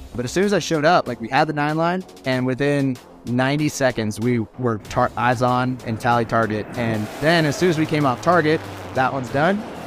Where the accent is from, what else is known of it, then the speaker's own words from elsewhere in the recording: United States; we as American fighter pilots